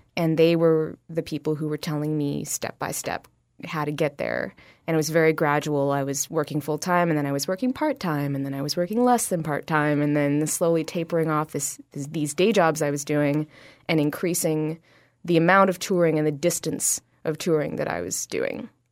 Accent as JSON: {"language": "English", "town": "Ottawa", "region": "Ontario", "country": "Canada", "tie": "born or raised there", "lives_now": "Toronto, Canada", "said": "I grew up in Ottawa, Ontario"}